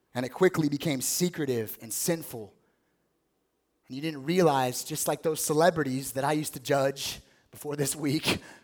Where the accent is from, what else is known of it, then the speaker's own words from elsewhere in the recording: Las Vegas, Nevada, United States; I grew up in Las Vegas.